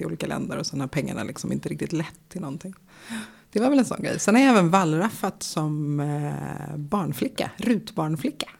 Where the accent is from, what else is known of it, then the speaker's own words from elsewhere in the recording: Stockholm, Stockholm County, Sweden; I Bromma där jag växte upp